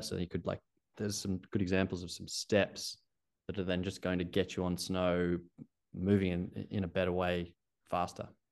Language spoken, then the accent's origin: English; Australia; accent: Australian; moved away as an adult; also born or lived in Canada; you can hear from my accent. Being Australian